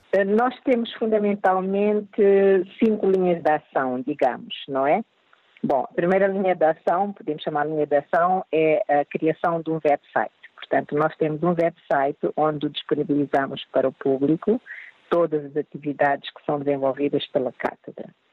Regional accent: Mozambique

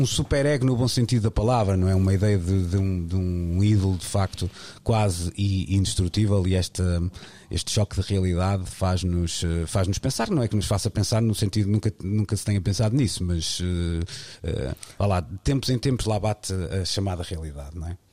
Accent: Arcozelo, Portugal; vou utilizar o sítio onde nasci, porque vivo muito bem com isso e com muito orgulho

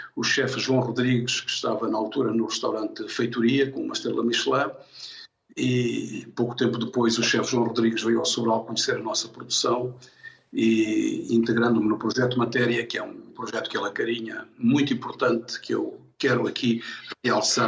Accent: Angola; moved away as an adult; also born or lived in Tomar, Portugal; now in Lourinhã, Portugal; fui em miúdo, com dois anos, muito pequeno, com os meus pais para Angola. Uh, vivi em Angola até aos 18 anos e, portanto, tive a minha infância e a minha juventude em Angola

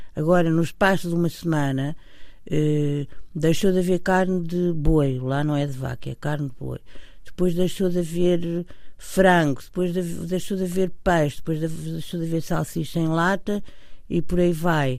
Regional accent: Portugal; somos portugueses e tivemos uma, uma educação

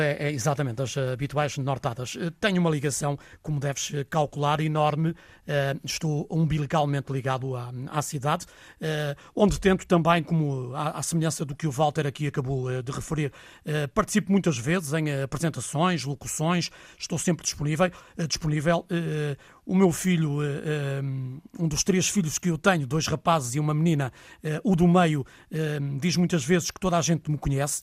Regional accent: Vila do Conde, Norte, Portugal; also born or lived in Azurara; nasci ehm, em Vila do Conde, nasci em casa, eh, lá vivi até casar

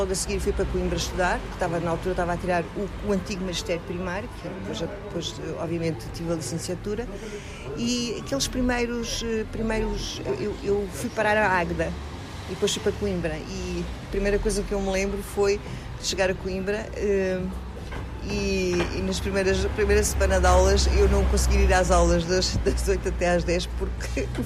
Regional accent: Moçâmedes, Namibe, Angola; now in Madeira, Portugal; Cresci no Namibe, que é para mim o segundo ponto mais importante da minha vida

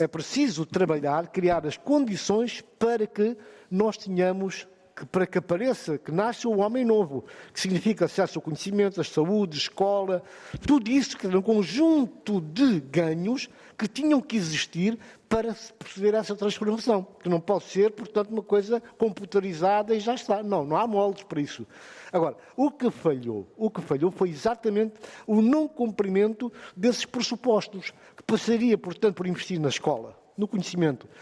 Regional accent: Guinea-Bissau

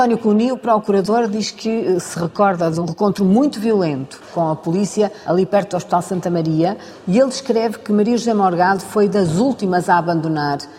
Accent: Angola; born there; Sim, eu nasci, nasci em Angola, meu pai era do quadro administrativo

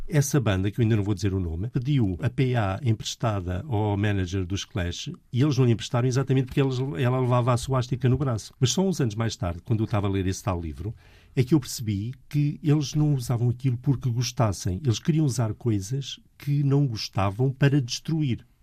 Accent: Portugal; eu sou português

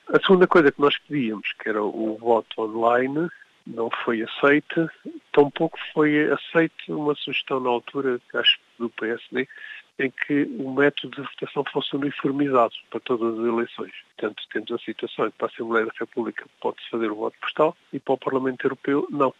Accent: Portugal; now in United Kingdom

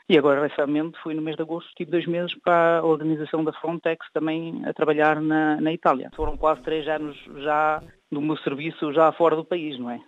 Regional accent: Luxembourg; eu nasci cá no Luxemburgo e fiz cá alguns estudos

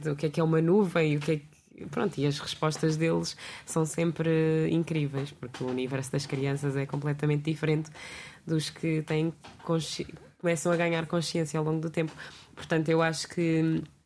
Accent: Almada, Setúbal, Portugal; eu sou aqui perto, mas pronto, já é considerado Sul, sou da Almada

